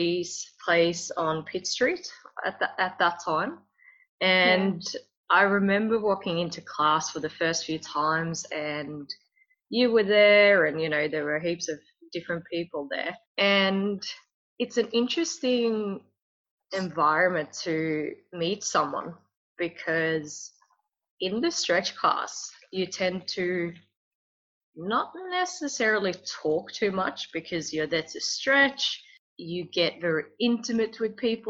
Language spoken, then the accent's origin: English; Sweden; I'm from Sweden